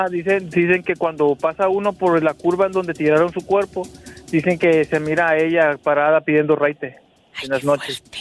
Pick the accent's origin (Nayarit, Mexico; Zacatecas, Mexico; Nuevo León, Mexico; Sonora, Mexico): Nayarit, Mexico; Novillero; Se llama Novillero.